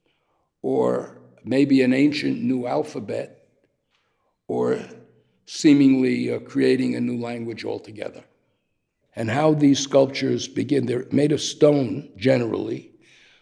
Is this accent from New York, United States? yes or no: yes; New York City, New York, United States; moved away as an adult; now in Pietrasanta, Italy; Growing up in Brighton Beach, a working class Jewish neighborhood, with Italian surrounding our neighborhoods.